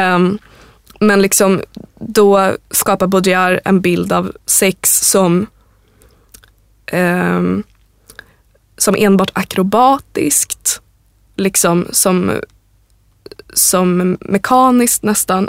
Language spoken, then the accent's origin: Swedish; Sweden; vi svenskar